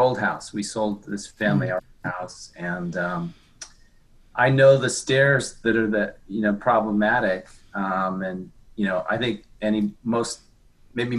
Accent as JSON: {"language": "English", "town": "Park City", "region": "Utah", "country": "United States", "also_born_or_lived": "Salt Lake City, Utah / Florida", "moved": "yes", "lives_now": "Chicago, United States", "said": "I'm originally from Park City, Utah"}